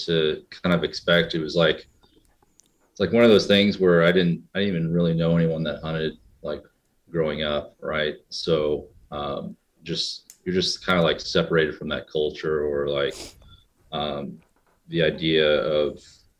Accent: Indiana, United States; born or raised there; also born or lived in New York City

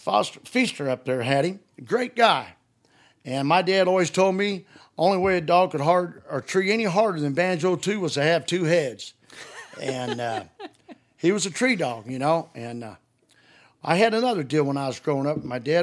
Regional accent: Highland, Illinois, United States; also born or lived in Greenville, Illinois; Yeah, I was raised up around Highland, Illinois, and Greenville, Illinois.

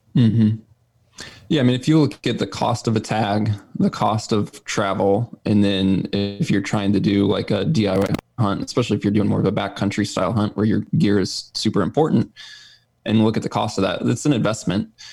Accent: Missouri, United States; I'm originally from Missouri, still live here full time

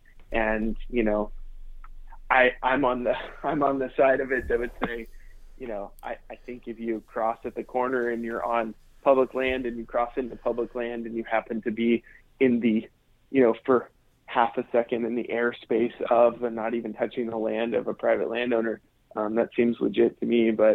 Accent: United States; one of the unique things about being American is that we're actually all public landowners.

